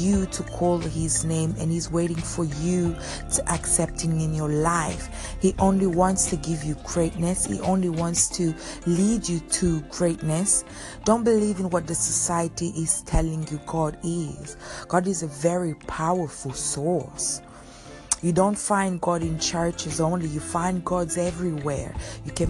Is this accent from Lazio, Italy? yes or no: yes; Rome, Lazio, Italy; moved away; I grew up in Rome